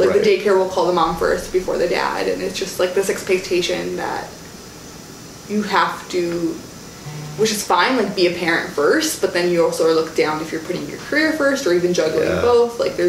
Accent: Jerusalem, Palestine; English is a second language; also born or lived in Nablus; I was born in Jerusalem, came back here when I was really young, but then, like, when I was in sixth grade, I went back to Palestine. I lived around Jerusalem area, but then, like, navigated around the cities in Nablus.

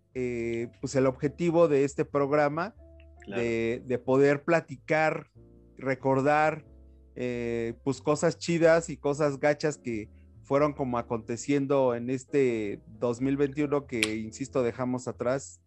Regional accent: Mexico; como mexicanos

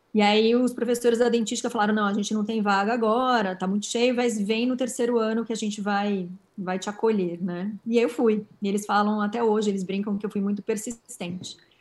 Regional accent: São Paulo, Brazil; Sou paulistana

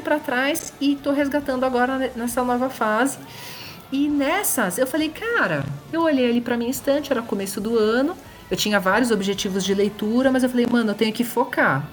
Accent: São Paulo, Brazil; eu sou de São Paulo.

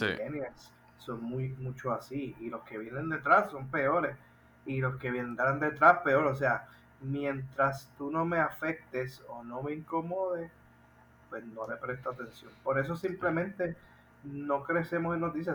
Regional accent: Puerto Rico; nosotros los puertorriqueños

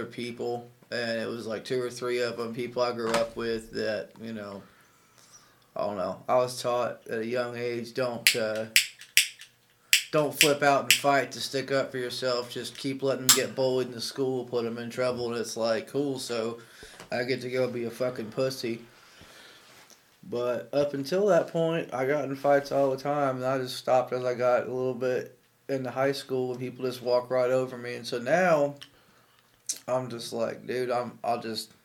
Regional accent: Centerville, United States; I grew up over in Centerville

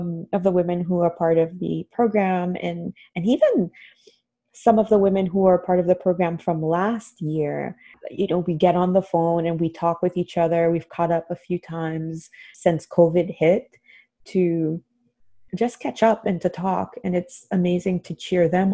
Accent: Haiti; now in United States; I grew up in Haiti.

